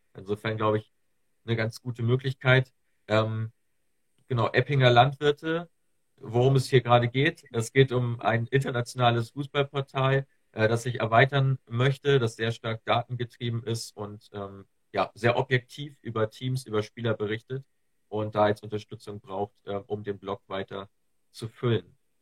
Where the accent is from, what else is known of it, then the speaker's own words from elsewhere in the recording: Germany; ich komme hier aus, Ham aus der Nähe von Hamburg, aus dem, aus dem hohen Norden